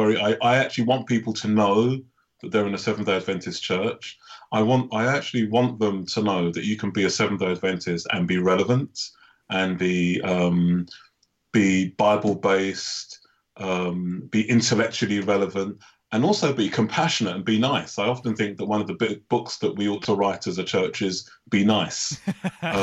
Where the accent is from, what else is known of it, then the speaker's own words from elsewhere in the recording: United Kingdom; I am Black British